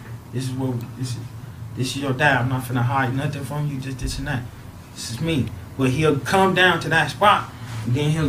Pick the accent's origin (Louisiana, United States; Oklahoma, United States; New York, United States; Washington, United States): Louisiana, United States; now in Los Angeles, United States; because I'm originally from Louisiana. Feel me? All of our family. From Louisiana, solo family.